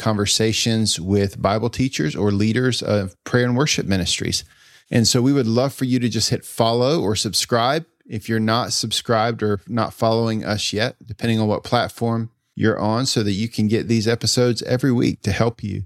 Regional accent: Greenville, North Carolina, United States; grew up in Greenville, North Carolina

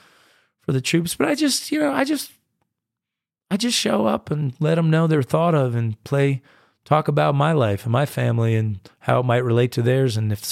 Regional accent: United States; and I'm a distinctly American artist. I mean, I go and I play in Europe, but I've really come across as American in so many ways and in so much of my music.

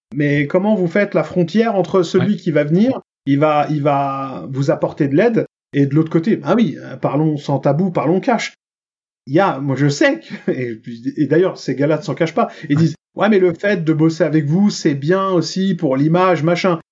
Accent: Franconville, Île-de-France, France; à Franconville, dont on vient dans le Val d'Oise

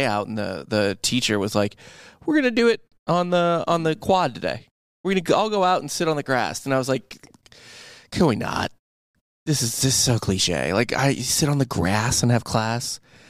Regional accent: St. Louis, Missouri, United States; I know Illinois sports pretty well because I grew up in St. Louis, and the St. Louis Post-Dispatch covers both Illinois and Mizzou.

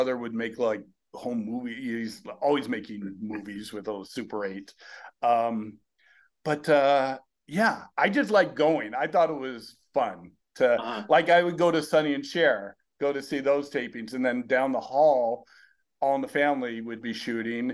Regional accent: Burbank, California, United States; I grew up in Burbank

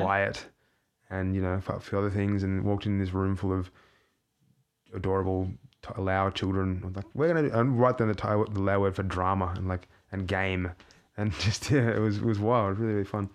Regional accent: Australia; moved away; I'm an artist from Australia

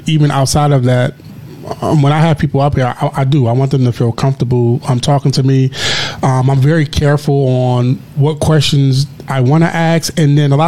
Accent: Philadelphia, Pennsylvania, United States; now in Chicago, United States; I'm from Philadelphia

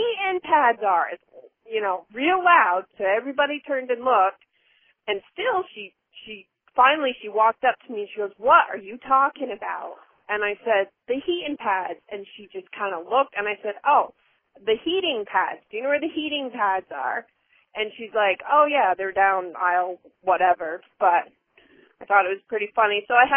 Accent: Vermont, United States; moved away as an adult; also born or lived in California; born and raised in Vermont and moved to California

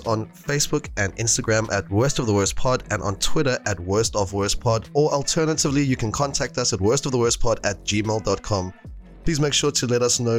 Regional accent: South Africa; I'm a South African.

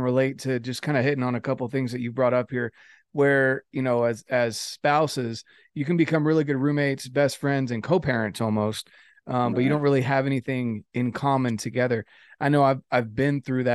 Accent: the South, United States; I was raised to respect women. I'm from the South

